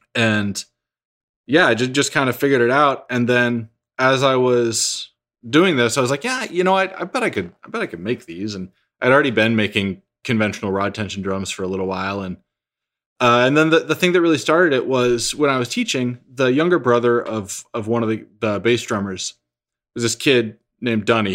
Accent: New Hampshire, United States; also born or lived in Texas; I was born in Texas, was there until, I think I was nine. We, my family moved to New Hampshire

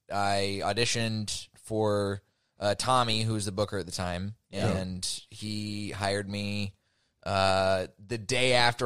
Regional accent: Dallas, Texas, United States; I'm from Dallas, blah, blah, blah.

